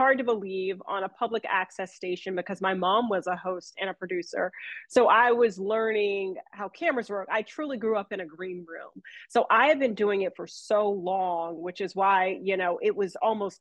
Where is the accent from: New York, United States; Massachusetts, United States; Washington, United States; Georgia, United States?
Georgia, United States; Atlanta; moved away as an adult; now in Raleigh, United States; born and raised in Atlanta, Georgia, came to Raleigh